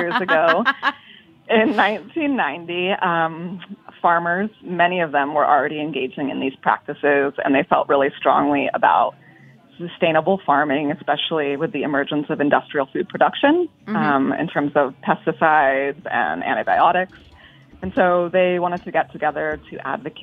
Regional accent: California, United States; also born or lived in Bay Area; now in New York, United States; I'm from California, and I spent a lot of time in the Bay Area

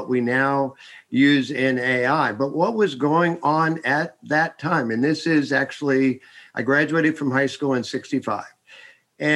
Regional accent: Carlisle, Pennsylvania, United States; moved away as an adult; also born or lived in Texas; now in Silicon Valley, United States; I was born in Carlisle, Pennsylvania

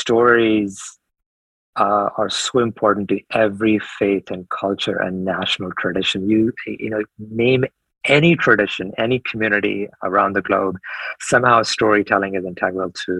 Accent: United States; also born or lived in India; I knew I was American at the time

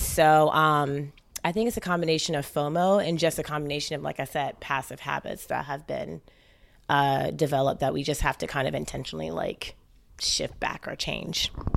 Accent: St. Kitts & Nevis; moved away; I'm actually Caribbean from Saint Kitts originally

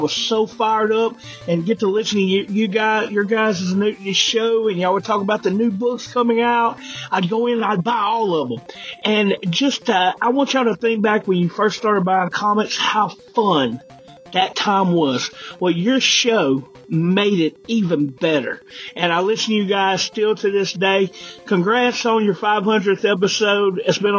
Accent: Louisiana, United States; moved away as an adult; now in Edmond, United States; I'm from Louisiana originally, but for the last 2 years, I've been living in Edmond, Oklahoma, a suburb of Oklahoma City. This is now my home, and I love it.

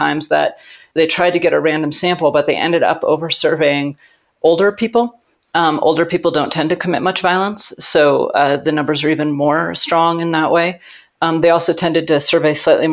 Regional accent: Alaska, United States; moved away; Alaska, when I was growing up, was one of the most violent states in the country

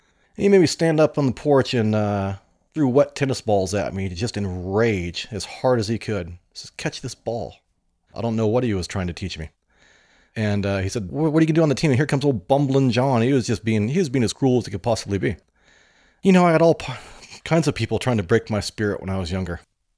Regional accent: Oregon, United States; I grew up in the Rogue Valley in Oregon, named after the Rogue River.

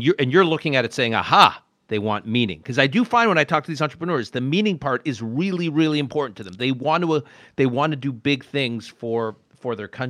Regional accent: Canada; also born or lived in Utica, New York, United States; now in United States; We moved to Canada when I was young. I was born in Utica, New York. Then we moved to Canada for my dad's work

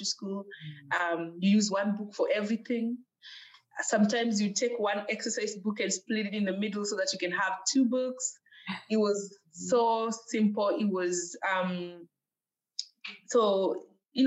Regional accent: Kakamega, Kakamega County, Kenya; now in United States; I was born in Kenya at a place called Kakamega

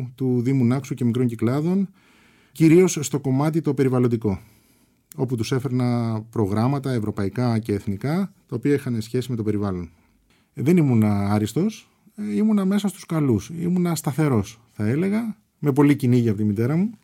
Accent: Melissia, Attica, Greece; Γεννήθηκα στα Μελίσια.

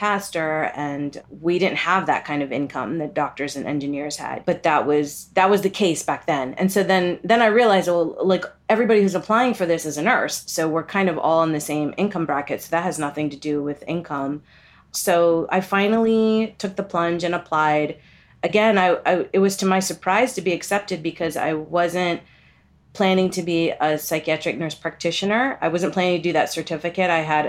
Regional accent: Kerala, India; I don't know if that's considered a Bollywood film, but I'm from Kerala, which is in the south.

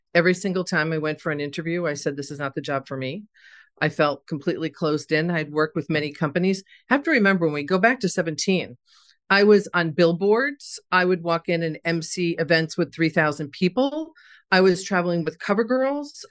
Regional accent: Scarsdale, New York, United States; I grew up in Scarsdale, New York.

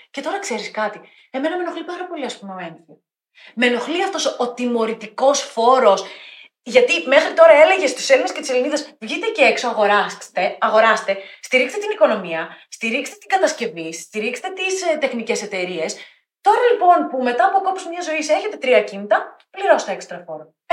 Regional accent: Thessaloniki, Central Macedonia, Greece; now in Athens, Greece; Είμαι Θεσσαλονικιά, προτιμάω την Αθήνα, αγαπώ την Αθήνα, τη λατρεύω.

